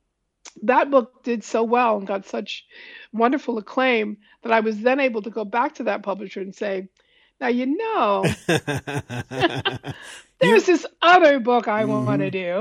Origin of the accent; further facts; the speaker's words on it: New York City, New York, United States; I was born in Harlem